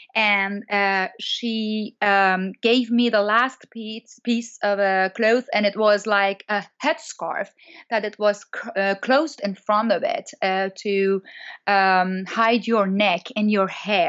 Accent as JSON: {"language": "English", "country": "Iran", "tie": "born or raised there", "second_language": "English", "said": "As you know, I'm born in Iran and I'm grown up in Iran. So until my 25th year, I was in Iran"}